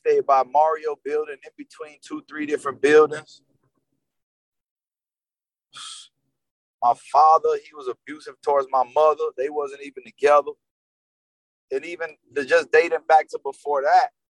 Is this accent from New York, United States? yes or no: no; North Miami Beach, Florida, United States; I grew up with Haitians in North Miami Beach, Victory Park